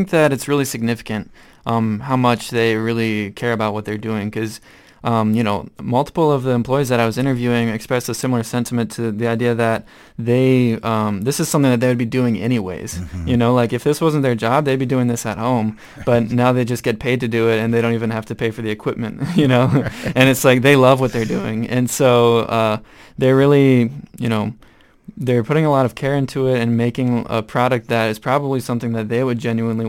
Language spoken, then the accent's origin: English; Rochester, United States; I'm from Rochester.